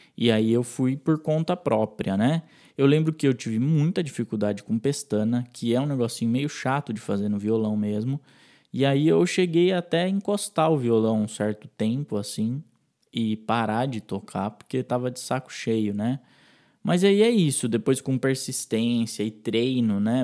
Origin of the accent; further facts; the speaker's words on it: Itatiba, São Paulo, Brazil; also born or lived in Sorocaba; quando eu saí de Itatiba, fui morar em Sorocaba para cursar uma faculdade